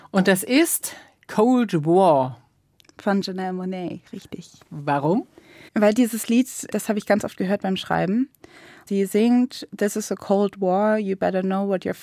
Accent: Cologne, North Rhine-Westphalia, Germany; Und was ich halt oft erlebt habe bei dieser Frage, wo kommst du her? Und ich sage aus Köln

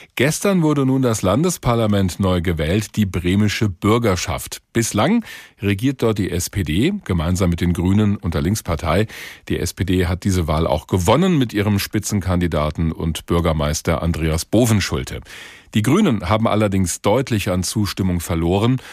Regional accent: Hesse, Germany; als Hesse

